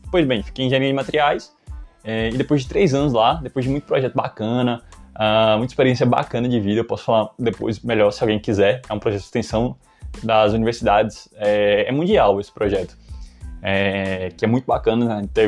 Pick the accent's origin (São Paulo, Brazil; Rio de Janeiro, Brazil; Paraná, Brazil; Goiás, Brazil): Goiás, Brazil; Goiânia; also born or lived in Long Branch, United States; É, nasci em New Jersey, Long Branch, mas na verdade só fiz nascer lá. É, com sete meses eu saí, é, meus pais sa saíram, né, na verdade, uh, e voltamos para Goiânia, Goiás